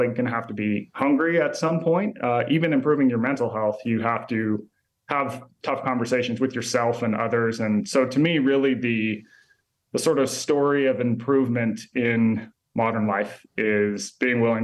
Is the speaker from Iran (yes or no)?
no; Utah, United States; moved away as an adult; also born or lived in East Coast; I grew up in Utah and left when I was 18